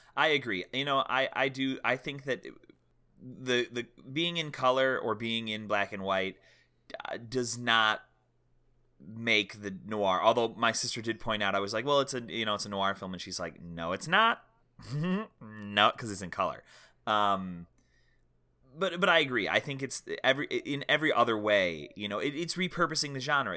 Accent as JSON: {"language": "English", "country": "United States"}